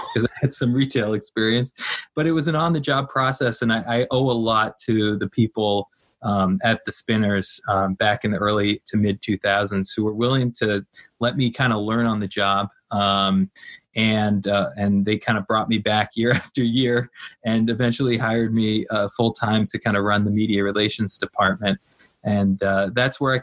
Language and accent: English; Boston, Massachusetts, United States; moved away as an adult; now in Cooperstown, United States; a kid growing up in Boston